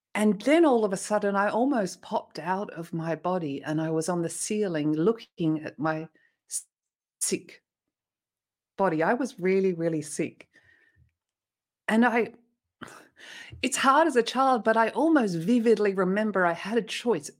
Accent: Australia; moved away as an adult; also born or lived in Sydney, Australia; now in France; I'm Australian originally, and I was living in Sydney in a family

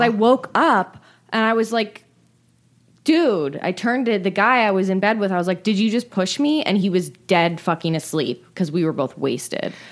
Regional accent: San Francisco, California, United States; I grew up in San Francisco

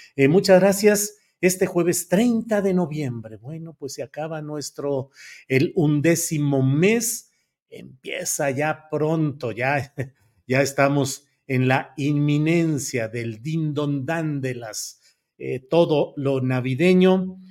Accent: Torreón, Coahuila, Mexico; moved away; Torreón, Coahuila, mi tierra natal

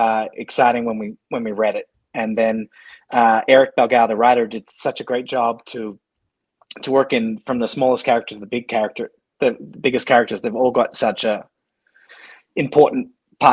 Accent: Australia; also born or lived in Scotland (heritage); now in Montana, United States; I'm Australian.

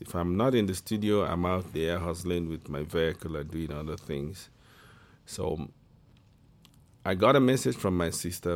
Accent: Igbo, Igboland, Nigeria; I'm from the Igbo tribe in West Africa, Nigeria.

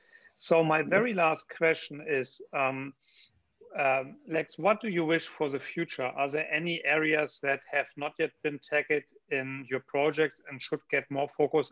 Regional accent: Hanover, Lower Saxony, Germany; my home country, Germany, and even my home city, Hanover

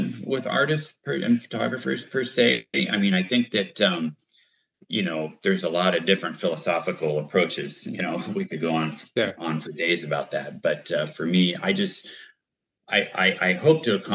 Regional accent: United States; as an American

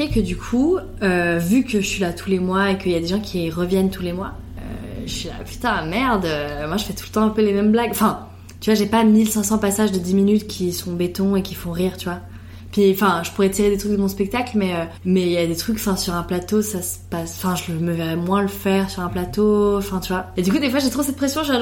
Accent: Italy; Et bah, moi, je suis italienne et vraiment, avec ma soeur, trop de fois, on se dit, putain, ça me ferait trop du bien d'aller en Italie

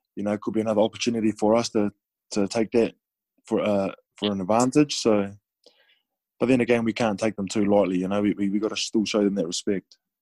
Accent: New Zealand; moved away; also born or lived in France; being a New Zealander

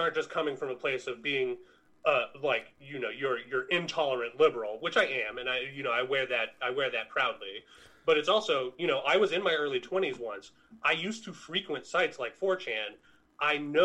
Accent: United States; as an American citizen

